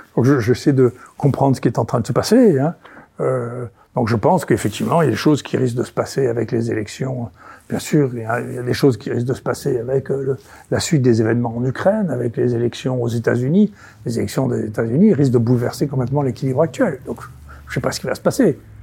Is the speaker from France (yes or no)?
no; Senegal; je suis né au Sénégal